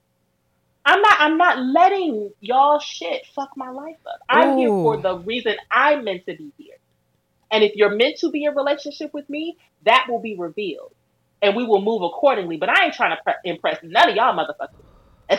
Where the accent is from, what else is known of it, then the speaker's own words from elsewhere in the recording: Milwaukee, Wisconsin, United States; I grew up in Milwaukee, Wisconsin. I grew up in the fucking Midwest.